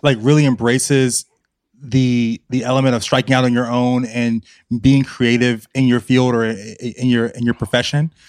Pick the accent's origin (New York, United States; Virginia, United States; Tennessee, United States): Virginia, United States; Richmond; I'm from Virginia